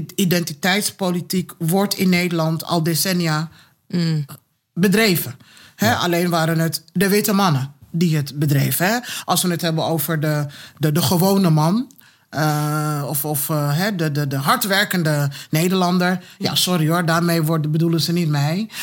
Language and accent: Dutch; Kumasi, Ashanti, Ghana; now in Netherlands; geboren in Kumasi